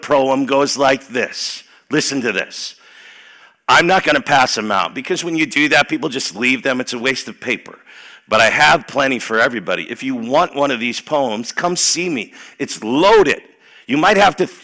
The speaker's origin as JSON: {"language": "English", "town": "Chicago", "region": "Illinois", "country": "United States", "tie": "born or raised there", "moved": "yes", "lives_now": "Dubuque, United States", "said": "I grew up in Chicago, 60148"}